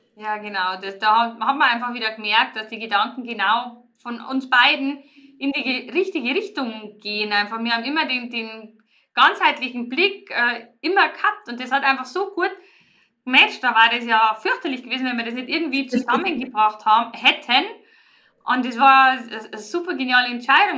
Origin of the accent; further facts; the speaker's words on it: Riedenburg, Bavaria, Germany; moved away as an adult; ich stamme ja eigentlich ursprünglich aus Riedenburg und da haben meine Eltern das Kristallmuseum erschaffen